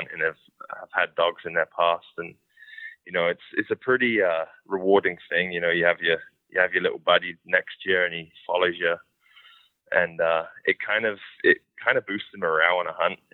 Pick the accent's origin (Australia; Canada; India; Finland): Canada; me being a Canadian